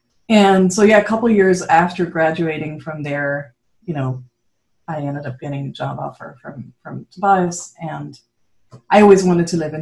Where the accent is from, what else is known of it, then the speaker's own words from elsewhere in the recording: Switzerland; moved away as an adult; also born or lived in Netherlands; growing up in Switzerland